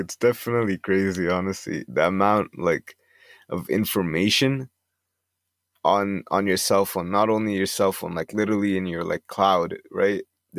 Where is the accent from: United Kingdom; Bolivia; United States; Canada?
Canada; But even then, like, I'm Egyptian Canadian, so when I go back to, like, you know, visit Egypt and stuff like